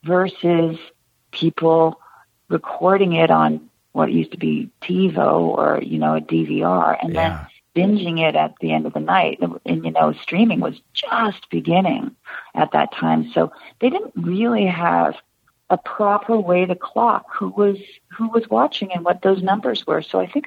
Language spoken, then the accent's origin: English; Canada; But as a Canadian, there's an extra obstacle in literally having papers